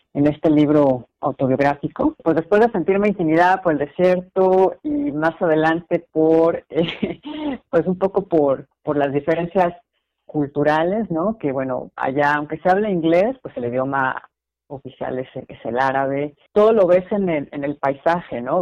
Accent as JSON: {"language": "Spanish", "country": "Mexico", "also_born_or_lived": "United States / Qatar", "moved": "as an adult", "said": "la cultura mexicana, ¿no? que es la, la mía"}